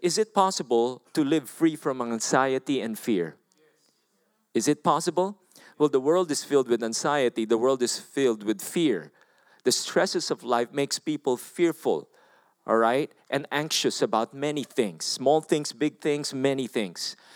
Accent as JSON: {"language": "English", "country": "Philippines", "said": "I'm from the Philippines"}